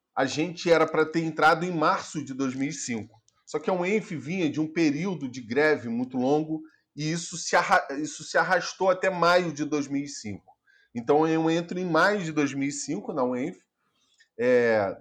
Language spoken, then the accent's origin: Portuguese; São Gonçalo, Rio de Janeiro, Brazil; born or raised there; also born or lived in Teresópolis